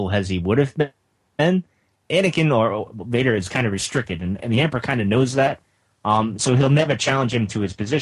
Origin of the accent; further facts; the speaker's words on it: New England, United States; I'm from New England, as you guys know, so my accent's a little weird.